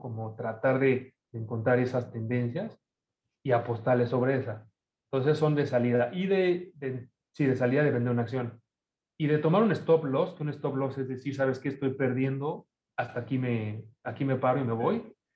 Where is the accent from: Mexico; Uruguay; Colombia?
Mexico; also born or lived in Argentina; now in Toronto, Canada; en México estamos muy pegados